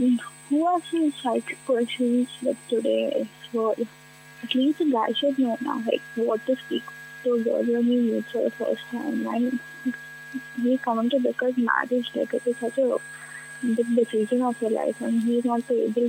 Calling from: Mumbai, Maharashtra, India; I'm calling from Mumbai.

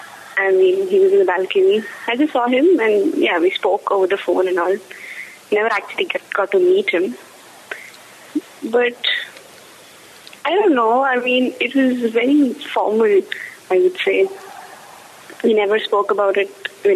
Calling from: Bangalore, Karnataka, India; Yeah, I'm calling from Bangalore. I first caller who called from Bangalore.

